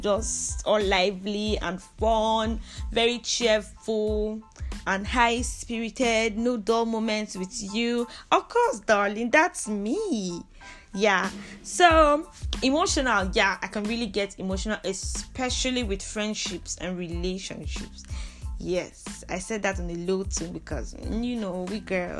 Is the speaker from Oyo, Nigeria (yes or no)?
no; southern Kaduna State, Nigeria; also born or lived in Jos, Nigeria; So, I hail from the southern part of Kaduna State. Yes, I am a Nigerian